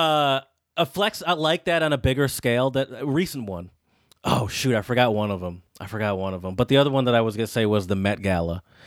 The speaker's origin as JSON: {"language": "English", "country": "United States", "said": "I'm an American"}